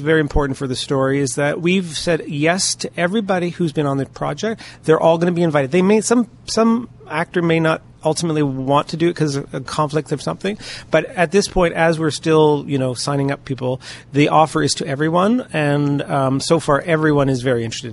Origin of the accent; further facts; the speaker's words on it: London, Ontario, Canada; I grew up here in London